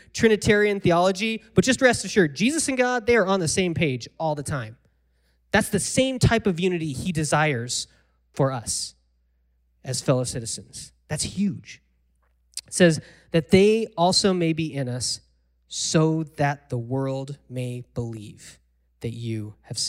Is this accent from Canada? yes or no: no; United States; I'm from America